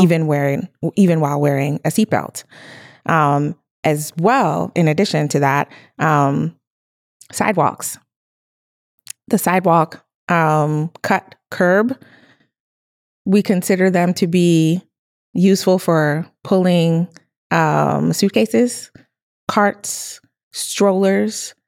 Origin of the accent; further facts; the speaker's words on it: Togo; I was born in Togo